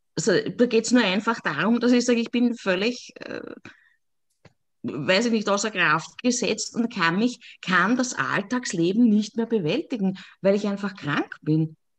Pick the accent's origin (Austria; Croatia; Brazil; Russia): Austria; Lower Austria; ich komme aus Niederösterreich